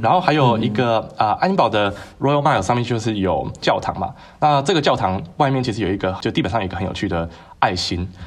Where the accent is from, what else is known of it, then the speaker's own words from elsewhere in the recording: Tainan, Taiwan; 我来自台南